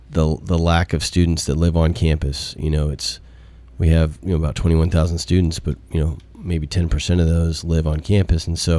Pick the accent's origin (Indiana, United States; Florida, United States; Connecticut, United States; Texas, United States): Texas, United States; Houston; now in Murfreesboro, United States; I grew up in Houston, and so I understand what that's like being in a pro sports town.